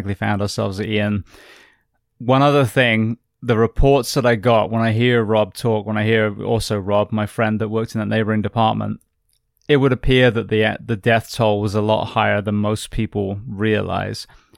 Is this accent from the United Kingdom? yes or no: yes; England, United Kingdom; now in Florida, United States; I came from England and then joined, you know, the fire service and then started in Hialeah